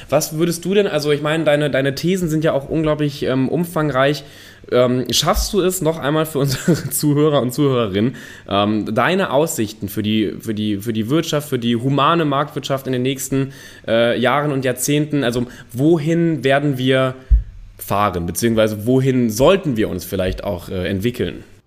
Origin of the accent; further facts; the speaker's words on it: North Rhine-Westphalia, Germany; ich komme ja aus NRW